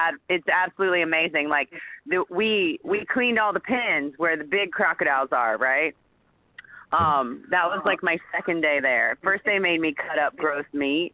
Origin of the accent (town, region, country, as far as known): United States; also born or lived in Orlando, Florida